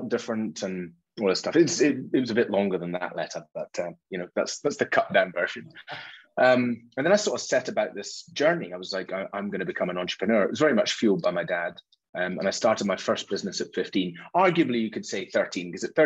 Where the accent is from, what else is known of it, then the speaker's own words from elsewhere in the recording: Isle of Mull, west coast of Scotland, United Kingdom; I grew up on the Isle of Mull, west coast of Scotland, tiny place.